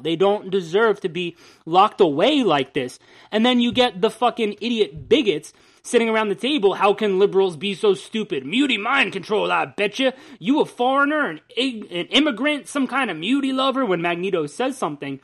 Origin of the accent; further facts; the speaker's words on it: New Jersey, United States; We're from New Jersey, and there are Hicks here too.